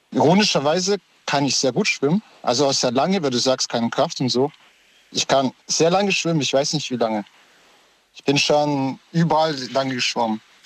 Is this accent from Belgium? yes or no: no; Moldova; now in Stuttgart, Germany; ich komme aus Moldawien und da war ich klein, vier Jahre